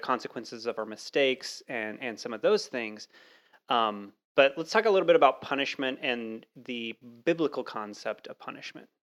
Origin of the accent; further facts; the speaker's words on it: Texas, United States; moved away; I grew up in Texas, uh, for a while